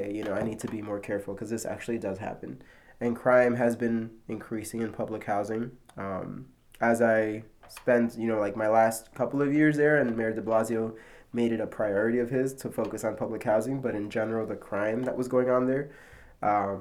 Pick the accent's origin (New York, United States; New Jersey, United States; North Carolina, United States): New York, United States; New York City; I was born in Corona, Queens, in New York City